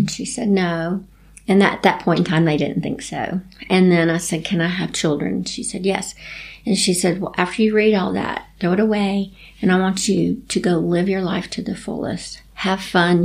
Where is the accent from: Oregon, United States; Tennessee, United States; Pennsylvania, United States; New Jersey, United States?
Tennessee, United States; Chattanooga; I grew up in Chattanooga, Tennessee